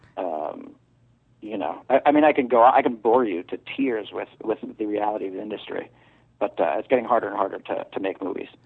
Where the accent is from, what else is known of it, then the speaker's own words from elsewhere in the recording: New York, United States; moved away; I'm from New York.